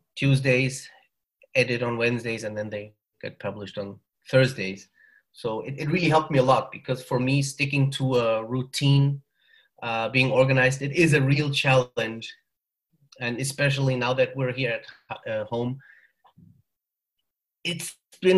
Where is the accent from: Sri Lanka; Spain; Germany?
Germany; accent: German; also born or lived in northern Mexico; now in Mexico; I'm from Germany originally. So I think you can hear that from the accent. But I'm living in northern Mexico